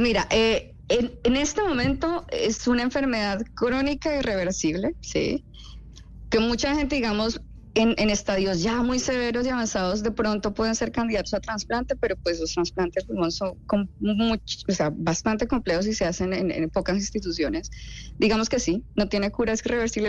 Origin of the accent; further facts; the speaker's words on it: Neiva, Huila, Colombia; moved away; also born or lived in Bogotá; yo soy de Neiva, soy hija de dos médicos